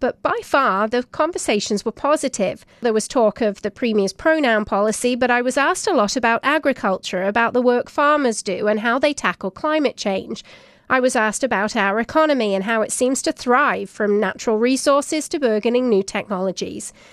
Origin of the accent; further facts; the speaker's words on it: Saskatchewan, Canada; I'm from Saskatchewan